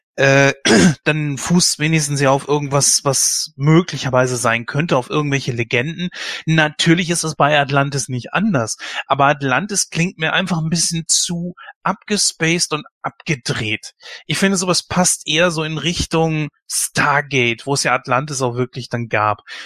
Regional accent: Germany; bei uns in Deutschland

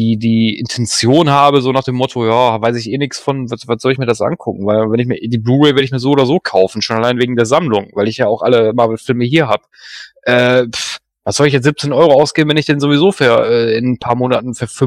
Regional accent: Duisburg, North Rhine-Westphalia, Germany; born there; bin ja gebürtiger Duisburger, das liegt ja da in der Nähe von Düsseldorf

